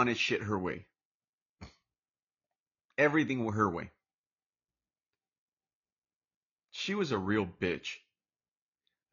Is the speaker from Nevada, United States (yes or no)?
no; Orange, California, United States; also born or lived in Mexico / Lake Chapala, Jalisco, Mexico; I'm from Orange, California, Orange County, California, and I got a little bit of an accent. And I was raised here all my entire life, pretty much. I mean, my first few years I was in Mexico, but that was like first 5, 6 years